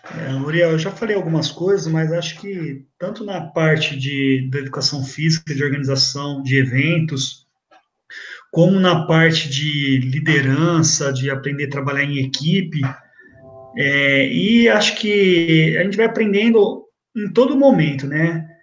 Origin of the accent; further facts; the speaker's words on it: Ribeirão Preto, São Paulo, Brazil; moved away as an adult; also born or lived in São Carlos; eu saí de Ribeirão Preto pra morar em São Carlos